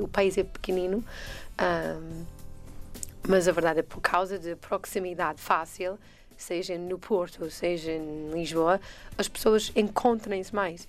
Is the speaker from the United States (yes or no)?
yes; United States; Portuguese is a second language; moved away as an adult; now in Portugal; sou americana